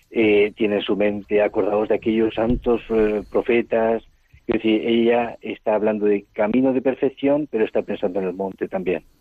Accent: Altea, Valencian Community, Spain; born there; also born or lived in Burkina Faso / Cameroon / Ivory Coast; yo nací en, en, en Altea, en Alicante, aunque toda la familia es de Villarrobledo, de Albacete. O sea, soy castellano manchego

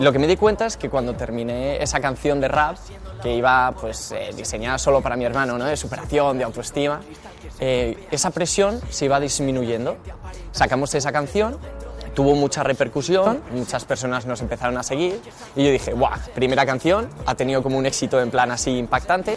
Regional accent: Madrid, Community of Madrid, Spain; soy de Madrid

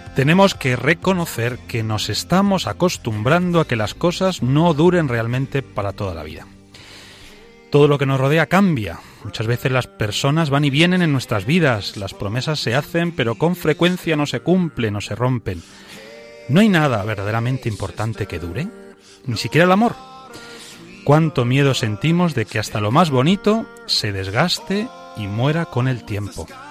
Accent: Toledo, Castilla-La Mancha, Spain; yo soy de Toledo

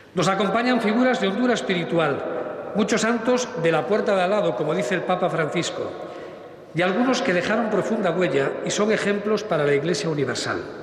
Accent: Galicia, Spain; Conjugaremos nuestro ser gallego

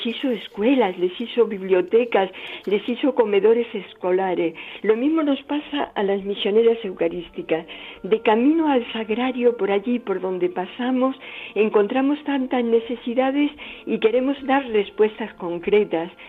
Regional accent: Málaga, Andalusia, Spain; now in Palomares, Spain; nací en Málaga

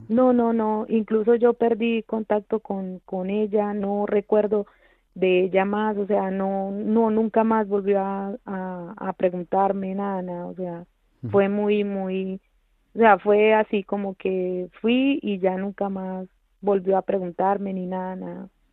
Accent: Colombia; now in Spain; yo vengo de Colombia, de un pueblo muy pequeño donde, bueno, eh, se produjo mucha violencia, pues la niñez de allí fue un poco difícil para mí

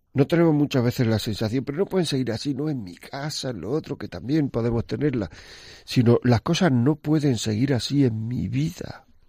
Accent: northern part of the province of Granada, Andalusia, Spain; como se dice en mi tierra, la parte norte de la provincia de Granada.

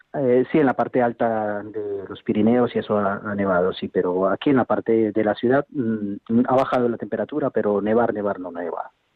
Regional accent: Colombia; now in Huesca, Spain; yo no soy español, soy colombiano

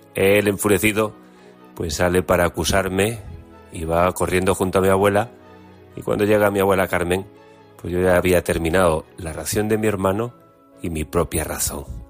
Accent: Galicia, Spain; Como gallego, pues tengo que hacer siempre pues una llamada y una publicidad también de nuestra gastronomía

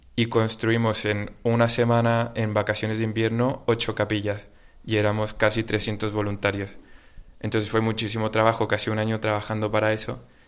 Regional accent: Santiago, Santiago Metropolitan Region, Chile; moved away as an adult; now in Spain; Yo soy de Santiago de Chile

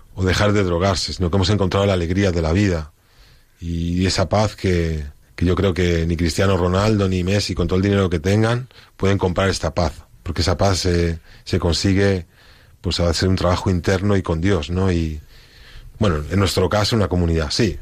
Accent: Spain; moved away; yo como español

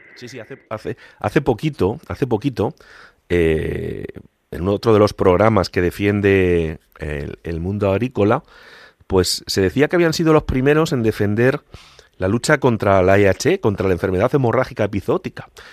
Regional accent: Castilla-La Mancha, Spain; Para un manchego como yo, casi estrebeño

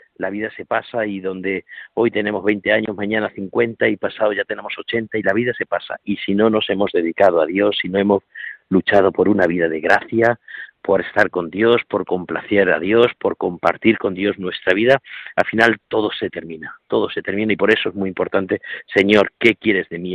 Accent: Corral de Almaguer, Castilla-La Mancha, Spain; now in Alcuéscar, Spain; allí en Corral de Almaguer, en mi pueblo

